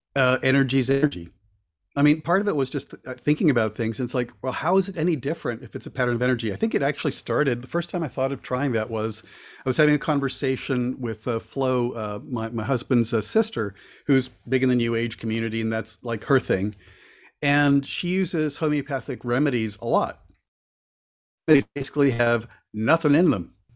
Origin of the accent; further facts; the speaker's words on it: Florida, United States; also born or lived in Cuba; I was born in Cuba and came over when I was a little kid, and we lived in Florida for a good chunk of my childhood